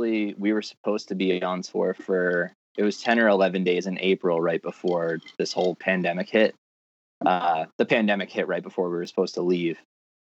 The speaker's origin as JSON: {"language": "English", "town": "Massapequa", "region": "New York", "country": "United States", "said": "We're all from Massapequa."}